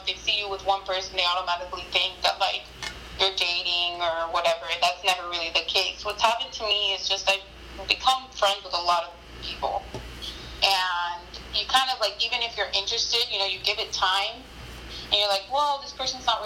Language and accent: English; Miami, Florida, United States; I came from Miami